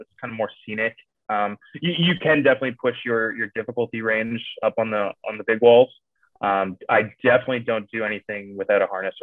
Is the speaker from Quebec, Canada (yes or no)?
no; Kitchener, Ontario, Canada; also born or lived in Cambridge, Ontario; I'm from not such a small town anymore, but from Kitchener. So we're about an hour outside Toronto there. Born and raised there, and now currently reside in Cambridge